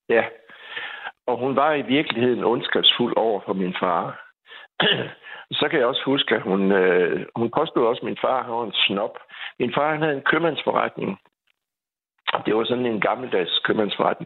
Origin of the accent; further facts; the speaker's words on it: Skive, Central Denmark Region, Denmark; moved away as an adult; now in Aarhus, Denmark; er jeg vokset op i Skive